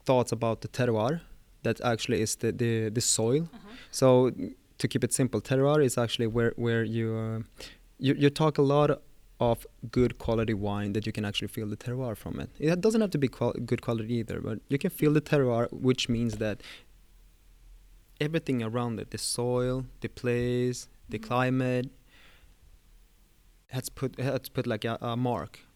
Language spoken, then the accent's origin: English; Stockholm, Stockholm County, Sweden; my first years in life, I was moving around the whole Sweden, but yeah, I'm born and raised in Stockholm